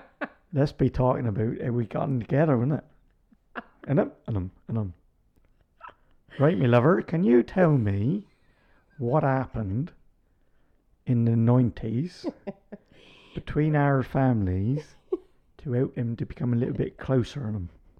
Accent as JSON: {"language": "English", "town": "Makiyungu", "region": "Singida Region", "country": "Tanzania", "tie": "born there", "said": "I was born in Tanzania, in Singida, a little village called Makiyungu, which had a Catholic hospital in it."}